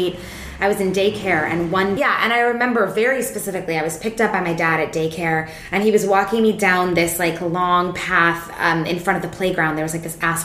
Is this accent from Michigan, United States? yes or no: no; Seattle, Washington, United States; I grew up in Seattle, so it's like the wettest place in the world.